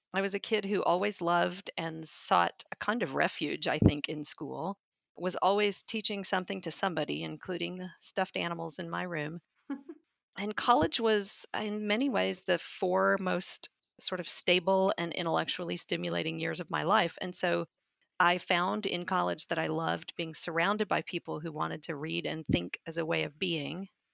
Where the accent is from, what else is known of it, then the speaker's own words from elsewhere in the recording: Little Rock, Arkansas, United States; moved away as an adult; also born or lived in Memphis, Tennessee; now in Saint Louis, United States; I grew up in Little Rock, Arkansas, in a most of the time working class family.